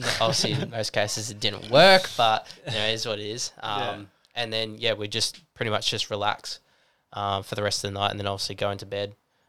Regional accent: Newcastle, New South Wales, Australia; I flew down to Sydney, met up with the boys there again because we're from Newcastle.

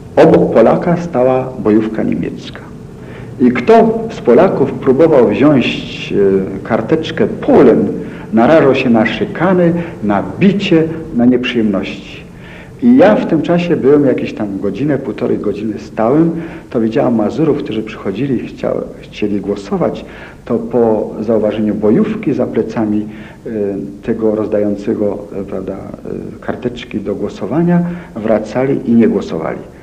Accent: Szczytno, Warmian-Masurian Voivodeship, Poland; Urodziłem się w Szczytnie

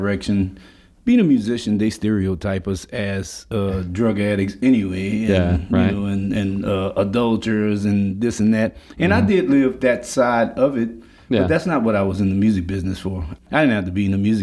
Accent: Lafayette, Louisiana, United States; also born or lived in Washington Heights; I grew up in Lafayette on Short Street

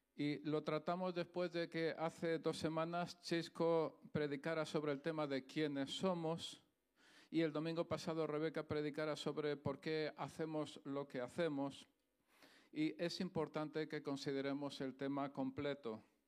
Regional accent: Andalusia, Spain; accent: Andalusian; moved away; soy andaluz, ¿vale? Se me nota en el acento y en la gracia que tengo

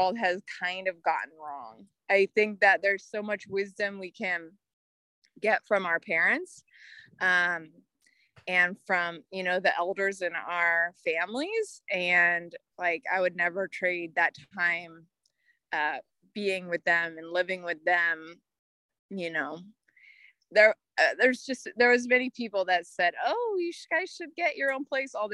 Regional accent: Washington, D.C. area, District of Columbia, United States; moved away as an adult; also born or lived in North Carolina; was born and raised in Washington, D.C. area, the suburbs of Washington, D.C.

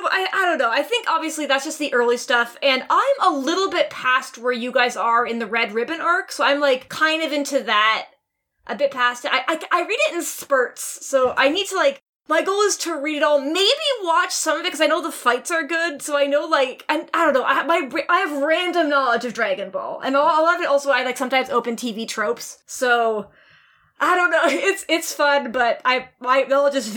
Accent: Canada; I am Canadian

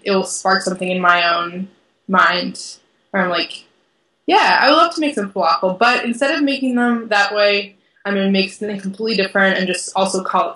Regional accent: Watertown, Massachusetts, United States; also born or lived in Boston; now in Madison, United States; I grew up in Watertown, which has a wide array of like Armenian markets

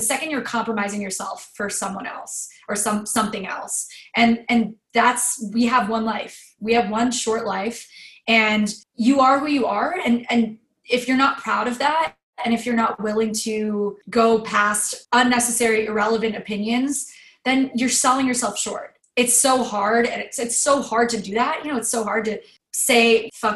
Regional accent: United States; who I grew up to be in America

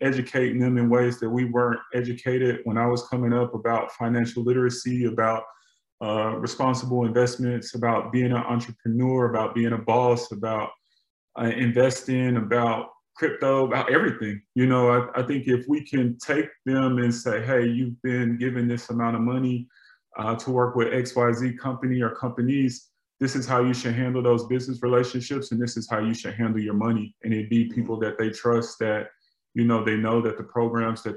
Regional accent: Atlanta, Georgia, United States; growing up in Atlanta

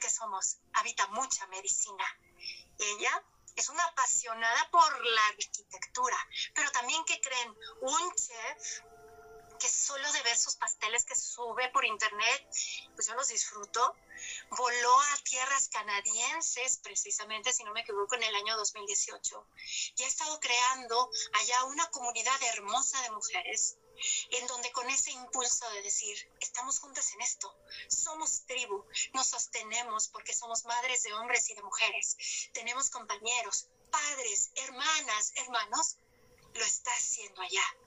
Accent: Mexico; como mexicana

